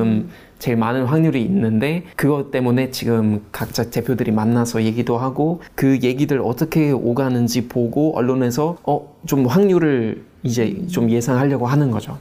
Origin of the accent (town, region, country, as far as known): Germany; moved away